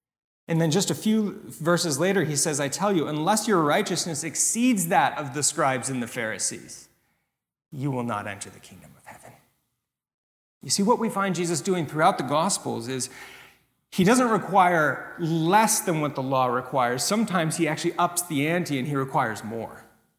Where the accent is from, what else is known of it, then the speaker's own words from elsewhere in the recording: California, United States; One of the churches that I grew up in Northern California, had a head pastor who had been there for a number of years